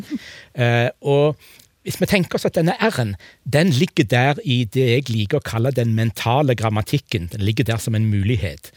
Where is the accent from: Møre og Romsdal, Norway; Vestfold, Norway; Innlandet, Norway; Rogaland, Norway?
Rogaland, Norway; Egersund; Jeg kommer fra Egersund, eh, men jeg har det verre enn begge de to andre, for jeg har aldri snakka egersundsk